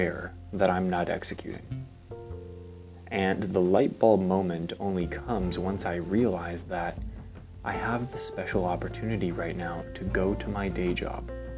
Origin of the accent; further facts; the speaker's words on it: Canada; I was born in Canada, which is one of the most free countries in the world